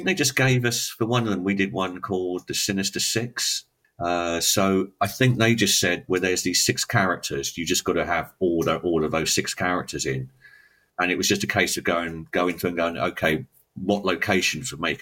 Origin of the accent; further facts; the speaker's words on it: England, United Kingdom; being English